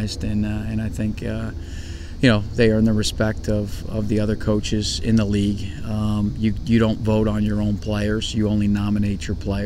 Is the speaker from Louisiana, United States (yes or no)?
no; Northeast Ohio, United States; moved away; I'm from Northeast Ohio